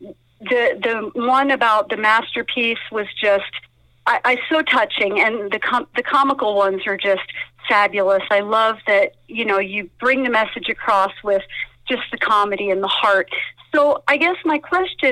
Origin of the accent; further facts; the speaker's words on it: Philadelphia, Pennsylvania, United States; moved away as an adult; now in Colorado, United States; I am originally from Philadelphia, Pennsylvania